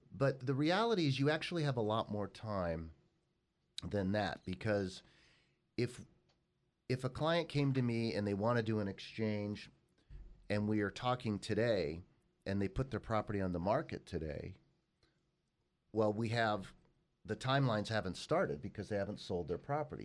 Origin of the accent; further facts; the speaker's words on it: Los Angeles, California, United States; that is where I grew up